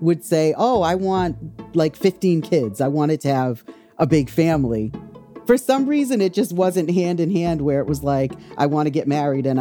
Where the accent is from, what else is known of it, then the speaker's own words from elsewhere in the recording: Wareham, Massachusetts, United States; also born or lived in Boston; I grew up in Wareham, Mass, which is a small town